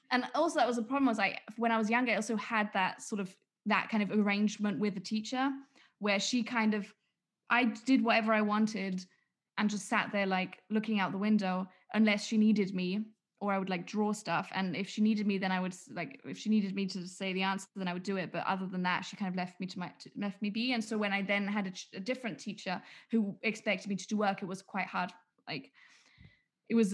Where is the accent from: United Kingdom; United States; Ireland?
United Kingdom; England; why would I do English homework? I'm English.